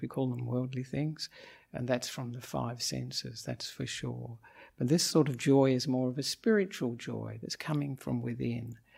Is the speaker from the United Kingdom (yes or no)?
no; Australia; moved away as an adult; now in Sri Lanka; I'm an Australian monk